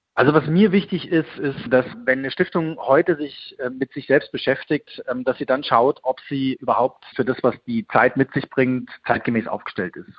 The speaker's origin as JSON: {"language": "German", "town": "Leipzig", "region": "Saxony", "country": "Germany", "tie": "born or raised there", "also_born_or_lived": "Munich", "said": "die Bürgerstiftung Leipzig. Das ist meine Geburtsstadt"}